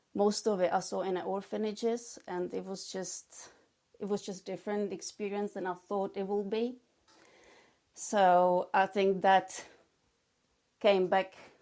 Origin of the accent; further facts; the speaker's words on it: Czechia; English is a second language; moved away as an adult; also born or lived in England / Spain / Croatia / New York; now in Oxfordshire, United Kingdom; I was born in the Czech Republic, and I lived there till I was 18